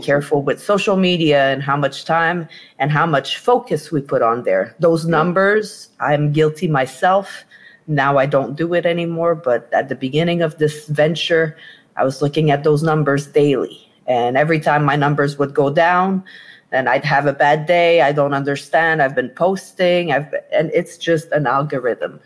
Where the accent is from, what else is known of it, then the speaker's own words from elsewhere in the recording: Quebec, Canada; moved away; I'm from Quebec